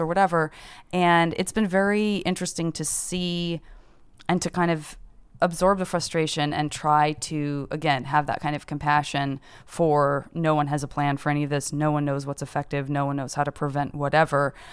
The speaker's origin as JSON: {"language": "English", "region": "Arizona", "country": "United States", "said": "I'm from Arizona."}